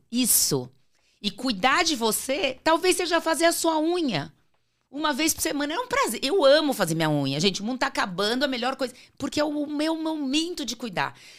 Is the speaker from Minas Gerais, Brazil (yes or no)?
no; Natal, Rio Grande do Norte, Brazil; also born or lived in Sertãozinho, São Paulo, Brazil; em 78 a gente foi morar em Natal